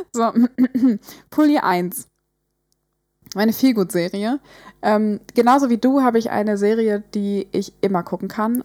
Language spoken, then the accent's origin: German; Hamburg, Germany; wir sind aus Hamburg, wir sind in der Nähe von Alster